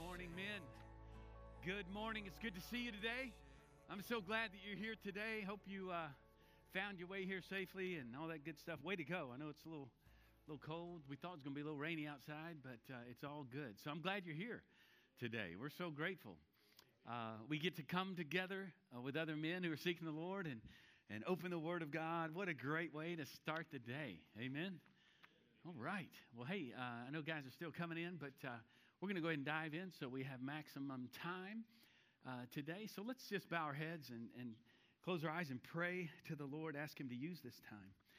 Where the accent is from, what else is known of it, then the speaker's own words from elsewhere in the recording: Charlotte, North Carolina, United States; I'm from Charlotte